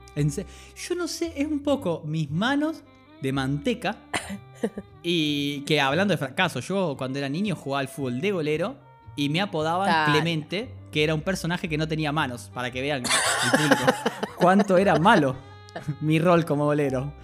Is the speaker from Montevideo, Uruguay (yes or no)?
no; Colonia, Uruguay; soy de Colonia